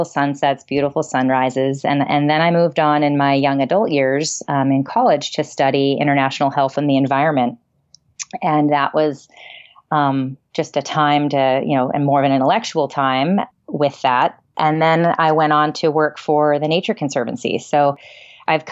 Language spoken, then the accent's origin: English; Maryland, United States; I grew up in Maryland